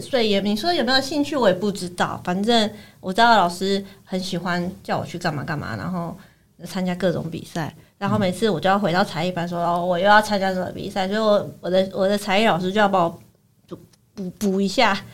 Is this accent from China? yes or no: no; Taichung, Taiwan; 台中，我是台中人嘛，台中那个国美馆，它每两年都有一个版画双年展